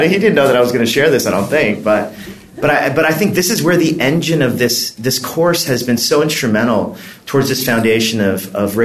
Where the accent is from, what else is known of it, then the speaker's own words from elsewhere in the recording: Los Angeles, California, United States; I grew up in Los Angeles with a lot of Mexican-Americans.